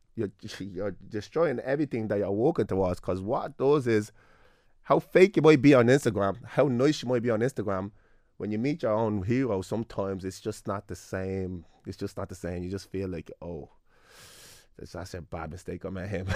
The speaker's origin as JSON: {"language": "English", "town": "Clondalkin", "region": "Leinster", "country": "Ireland", "tie": "born or raised there", "said": "me being a black young fella growing up in Clondalkin"}